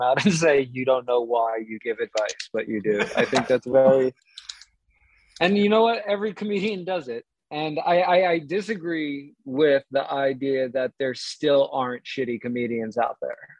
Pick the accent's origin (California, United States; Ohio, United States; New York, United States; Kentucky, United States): New York, United States; New York City; I grew up in New York City